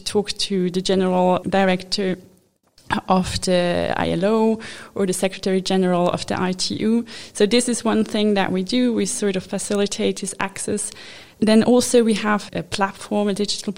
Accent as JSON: {"language": "English", "region": "Zurich", "country": "Switzerland", "tie": "born or raised there", "also_born_or_lived": "Japan / Lucerne / Washington DC", "lives_now": "Geneva, Switzerland", "said": "I was born in Japan, which is a bit exotic. I grew up in Zurich"}